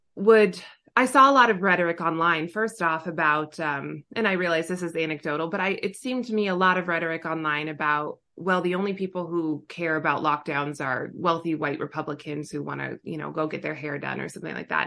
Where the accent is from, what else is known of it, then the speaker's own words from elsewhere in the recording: Southern California, United States; also born or lived in Orange County / Los Angeles; I was born and raised in Southern California